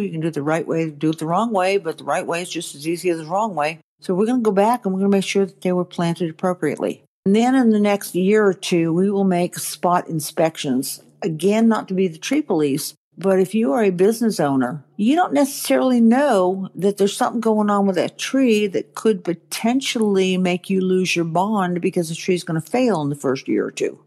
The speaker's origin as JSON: {"language": "English", "region": "Maine", "country": "United States", "tie": "born or raised there", "moved": "yes", "lives_now": "Georgia, United States", "said": "I grew up in Maine."}